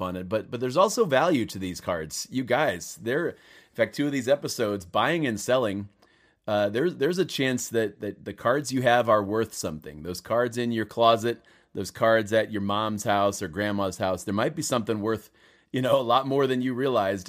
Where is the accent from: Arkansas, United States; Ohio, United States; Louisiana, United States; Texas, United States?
Ohio, United States; Cleveland; Cleveland Cavaliers are my hometown team